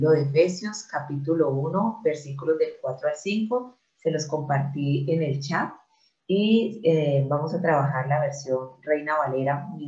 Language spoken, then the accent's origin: Spanish; Colombia; soy de Colombia, por la gracia de Dios, nacida de nuevo en Cristo Jesús.